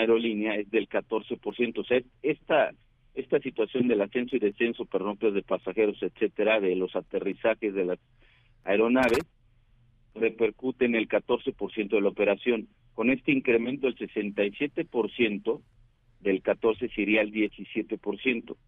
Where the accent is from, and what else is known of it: Mexico